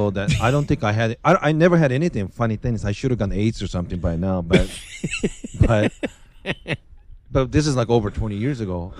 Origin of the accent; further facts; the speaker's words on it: Seattle, Washington, United States; It didn't bother me that much because I'm from Seattle, and the weather wasn't really that big of a difference.